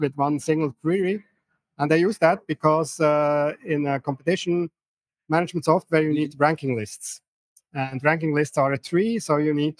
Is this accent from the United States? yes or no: no; Switzerland; I'm from Switzerland